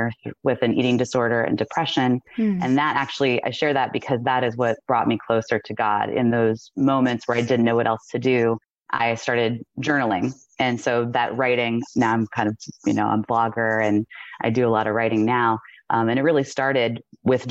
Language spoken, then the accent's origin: English; outside of Cleveland, Ohio, United States; I was born outside of Cleveland, Ohio